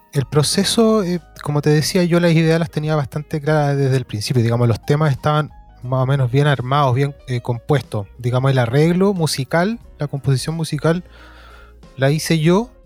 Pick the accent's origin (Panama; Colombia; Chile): Chile; Valparaíso; yo soy nacido, nacido y criado en Valparaíso. el Cerro Placeres específicamente